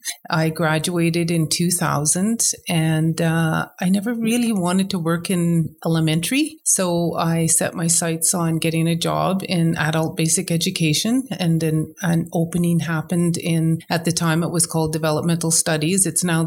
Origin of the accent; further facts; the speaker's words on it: Yukon, Canada; I was born and raised in the Yukon. … I'm a citizen of Tezen Tlingit Council, and I'm from the Dakhlawedi clan. I have a long, rich history in the Yukon.